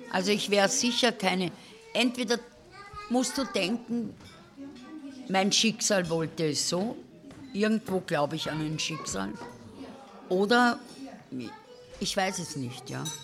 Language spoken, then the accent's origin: German; Cologne, North Rhine-Westphalia, Germany; moved away as an adult; now in Austria; Naja, und dann bin ich da gekommen und habe als Kölnerin gearbeitet